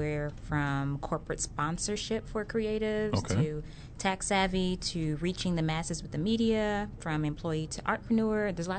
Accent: Brooklyn, New York, United States; moved away; also born or lived in Los Angeles; I'm originally from Brooklyn, New York, but we moved to LA, and then I began my training there.

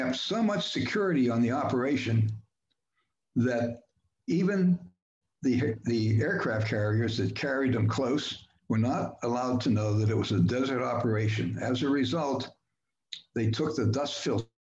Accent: Pittsburgh, Pennsylvania, United States; moved away; also born or lived in Heidelberg, Germany; I grew up in Pittsburgh in a blue collar neighborhood

